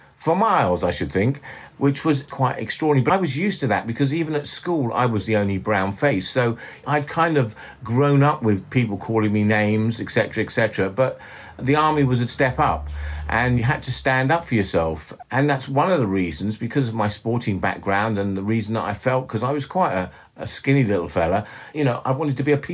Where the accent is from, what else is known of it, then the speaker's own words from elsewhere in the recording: London, United Kingdom; also born or lived in Ellmau, Austria; I was brought up in London